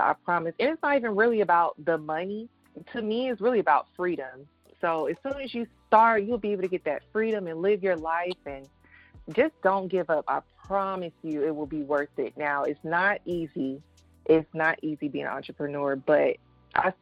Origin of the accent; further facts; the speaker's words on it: Atlanta, Georgia, United States; I was born and raised in Atlanta, Georgia